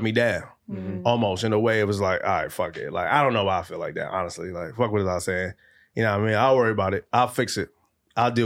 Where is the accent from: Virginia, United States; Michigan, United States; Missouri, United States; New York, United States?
New York, United States; New York City; growing up in Brooklyn, East Flatbush